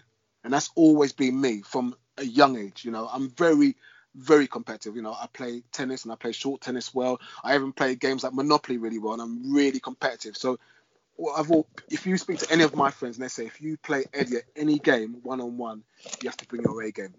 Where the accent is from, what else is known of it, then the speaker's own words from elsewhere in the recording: London, United Kingdom; me growing up in a council estate in South London